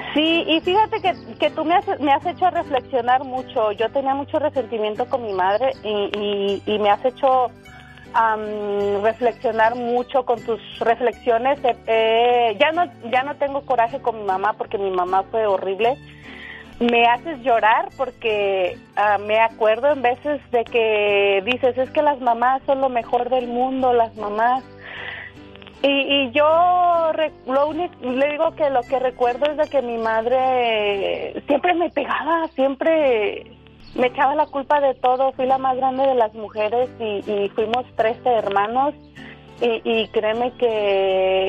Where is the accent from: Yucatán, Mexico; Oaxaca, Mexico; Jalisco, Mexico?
Jalisco, Mexico; Zacualco de Torres; now in Carson City, United States; Es un, pueblo, se llama Zacualco de Torres, Jalisco.